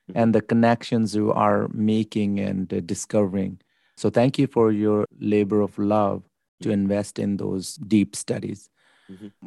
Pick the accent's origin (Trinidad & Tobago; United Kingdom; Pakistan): Pakistan; I'm Pakistani Christian